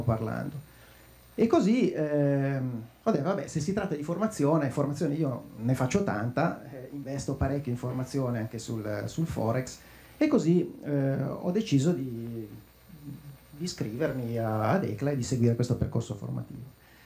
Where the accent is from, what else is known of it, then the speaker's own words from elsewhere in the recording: Lecco, Lombardy, Italy; io sono di Lecco